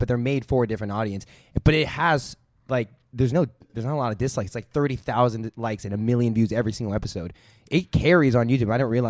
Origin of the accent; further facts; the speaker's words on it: Redmond, Washington, United States; now in Los Angeles, United States; So we're from Redmond.